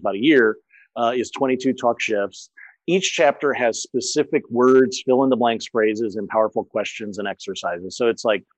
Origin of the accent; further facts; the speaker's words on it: St. Louis, Missouri, United States; first language English; moved away as an adult; also born or lived in France / Germany; I grew up in St. Louis.